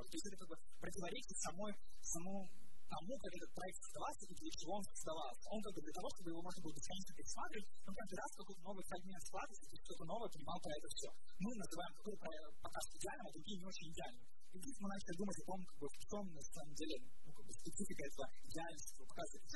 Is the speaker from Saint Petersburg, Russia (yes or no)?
yes; Saint Petersburg, Russia; я из Петербурга